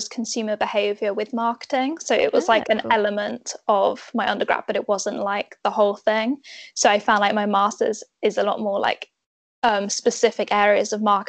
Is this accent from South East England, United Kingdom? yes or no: no; Northamptonshire, East Midlands, United Kingdom; moved away as an adult; also born or lived in Reading; now in Cheltenham, United Kingdom; I'm originally from Northamptonshire, so like Midlands area. Then I moved to Reading for uni